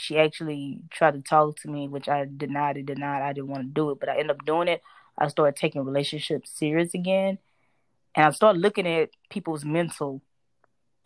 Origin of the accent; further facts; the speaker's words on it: Florida, United States; I'm from Florida